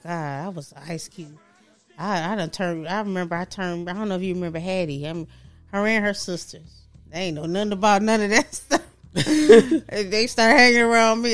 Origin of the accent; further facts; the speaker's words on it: Michigan, United States; I'm from Michigan